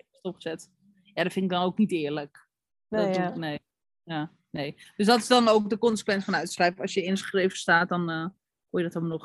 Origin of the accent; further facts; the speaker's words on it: Netherlands; We zijn Nederlanders, maar...